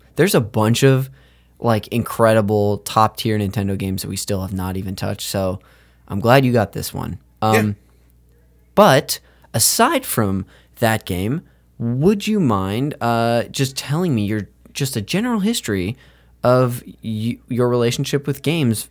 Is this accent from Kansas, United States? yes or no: no; Modesto, California, United States; I'm from Modesto, California